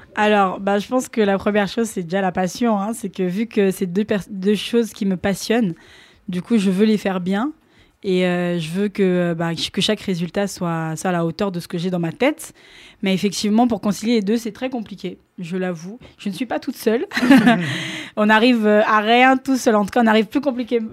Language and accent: French; Kinshasa, DR Congo; also born or lived in Picardy, France; now in France; je suis originaire donc de Kinshasa. Et euh, donc, dans, dans, mon école, euh, on avait l'option danse